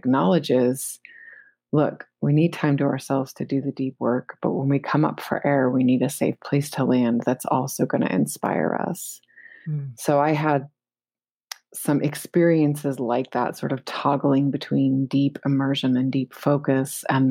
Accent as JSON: {"language": "English", "country": "United States", "said": "because I'm an American"}